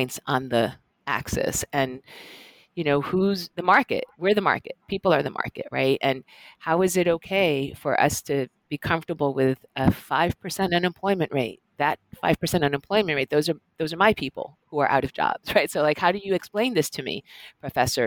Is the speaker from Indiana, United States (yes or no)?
no; Northern New Jersey, United States; Latina scholarship baby from Northern New Jersey